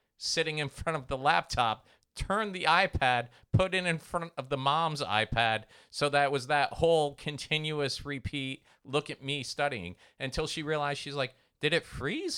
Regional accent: Treasure Coast, Florida, United States; where I grew up on the Treasure Coast

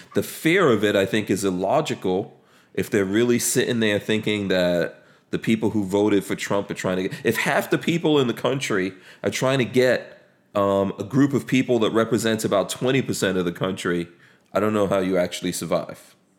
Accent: New York City, New York, United States; also born or lived in Caribbean; I grew up in New York City, right? I grew up in a place called Far Rockaway in New York City

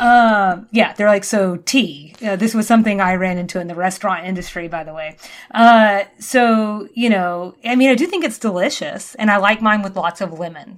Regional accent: the South, United States; now in Georgia, United States; we're both from the South

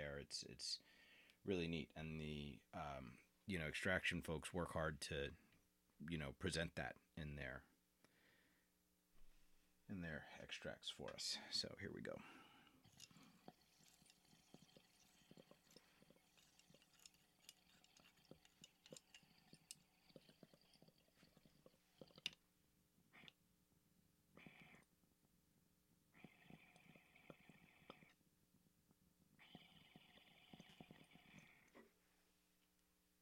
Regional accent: Long Island, New York, United States; growing up in New York, on Long Island, in the 70s and 80s.

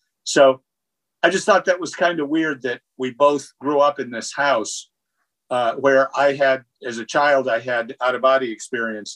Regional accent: Ithaca, New York, United States; I grew up in Ithaca, New York, and grew up on a house on Aurora Street

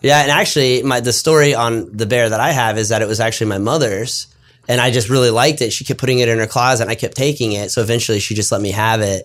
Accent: South Florida, United States; moved away; I'm from South Florida

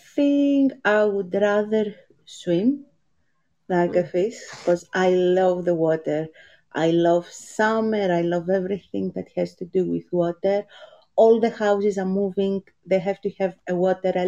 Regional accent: Greece; also born or lived in Netherlands; now in United Kingdom; I was born in Greece.

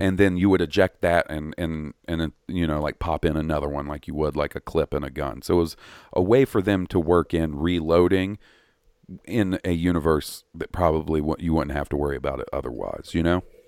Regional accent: the South, United States; accent: Southern

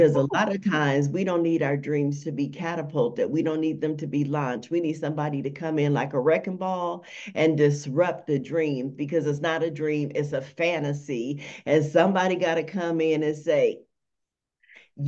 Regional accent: Las Vegas, Nevada, United States; I am from Las Vegas, Nevada, the most amazing city ever.

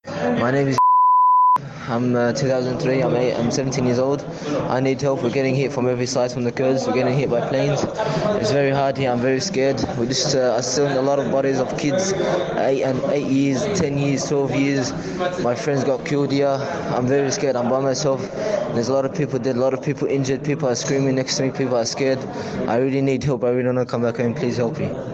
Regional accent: Australia; moved away; I'm a 17 year old Australian citizen

